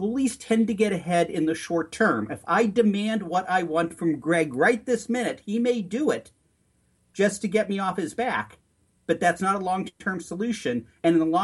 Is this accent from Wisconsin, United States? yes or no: no; Long Island, Nassau County, New York, United States; You and I grew up on Long Island in Nassau County